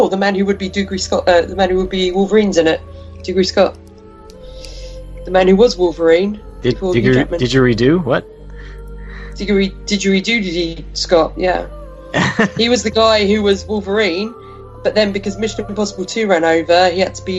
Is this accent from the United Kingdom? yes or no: yes; England, United Kingdom; I'm English.